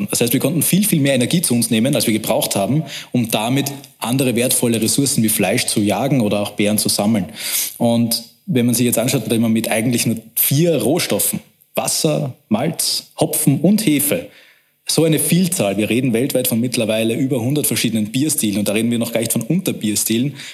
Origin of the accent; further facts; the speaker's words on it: Vienna, Austria; Wir sehen uns aber als Wiener